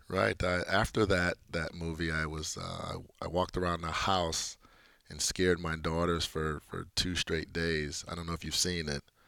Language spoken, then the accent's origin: English; Chicago, Illinois, United States; growing up in Chicago